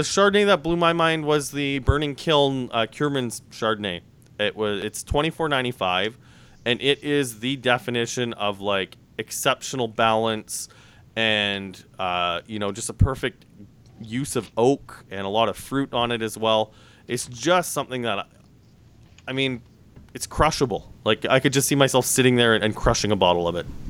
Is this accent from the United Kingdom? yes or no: no; Saskatchewan, Canada; now in Toronto, Canada; growing up in Saskatchewan